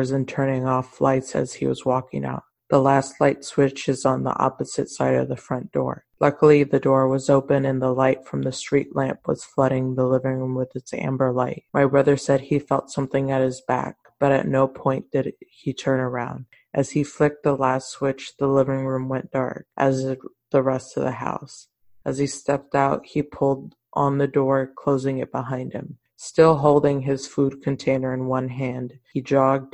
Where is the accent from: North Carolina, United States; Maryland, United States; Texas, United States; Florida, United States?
Texas, United States; Mission; I'm from Mission, and a huge thing in Mission was La Lomita Church